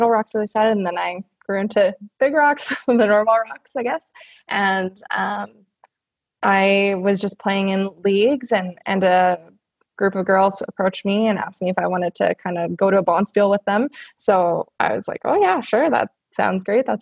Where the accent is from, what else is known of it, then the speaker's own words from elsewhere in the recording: Red Deer, Alberta, Canada; I grew up here, in Red Deer, Alberta